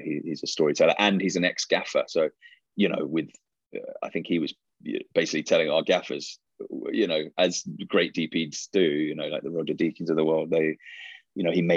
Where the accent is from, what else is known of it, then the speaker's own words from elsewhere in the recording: England, United Kingdom; I was really into sports as a growing up in England, and I was a rugby player